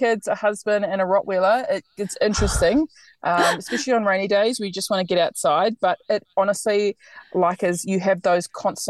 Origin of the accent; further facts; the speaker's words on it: New Zealand; moved away as an adult; now in Australia; I'm from New Zealand, as you can probably hear. I have lived here in Australia for, I think, 7 or 8 years now, and it's been amazing. I love it here. I have no plans to go back home.